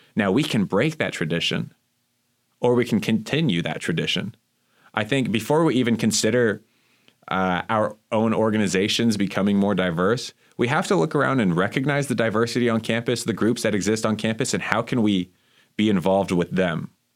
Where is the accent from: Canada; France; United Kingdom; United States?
United States; Miami, Florida; moved away as an adult; in my hometown in Miami